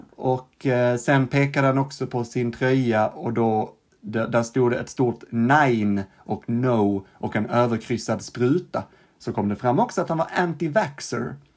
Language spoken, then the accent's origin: Swedish; Sweden; also born or lived in Stockholm; jag var från Sverige